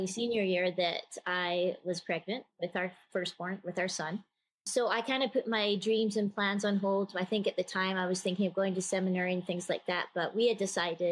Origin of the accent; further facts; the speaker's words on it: Scotland, United Kingdom; moved away as an adult; also born or lived in Texas; I'm originally from Scotland